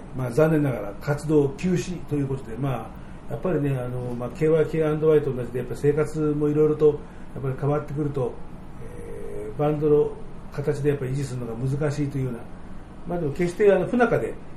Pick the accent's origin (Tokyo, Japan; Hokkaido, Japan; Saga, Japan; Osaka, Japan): Tokyo, Japan; 東京の人間、僕のようにずっと東京に住んでる人